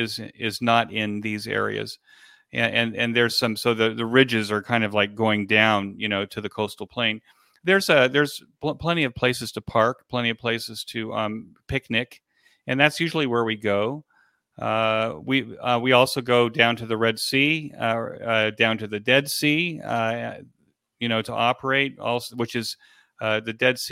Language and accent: English; California, United States; I come from from Southern California, where I was listening to talk radio as a kid.